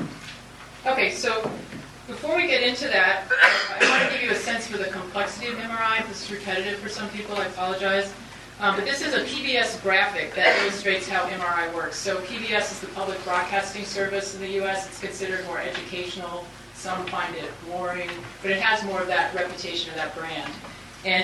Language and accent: English; United States; I'm from the United States normally